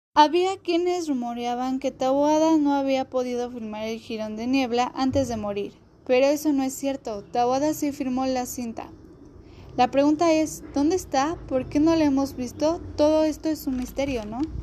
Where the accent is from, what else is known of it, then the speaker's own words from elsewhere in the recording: Mexico; como mexicanos conocer nuestra cultura